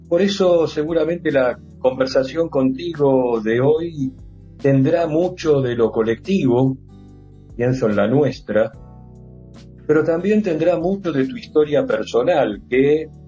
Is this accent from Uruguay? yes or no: no; Argentina; cuando las temáticas tienen que ver con cuestiones económicas que tanto nos atraviesan como argentinos como argentinas.